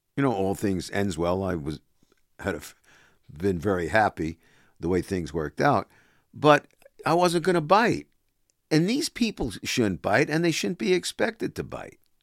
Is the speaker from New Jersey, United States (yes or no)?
no; New York area, United States; moved away as an adult; also born or lived in Toronto; I came back from Toronto, uh, came home to the New York area in eighty-eight